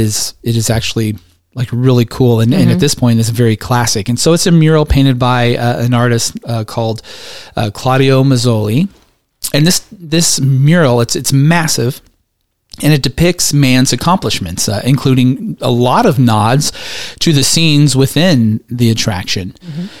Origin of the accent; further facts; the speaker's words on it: West Coast, United States; now in Atlanta suburb, Georgia, United States; We grew up on the West Coast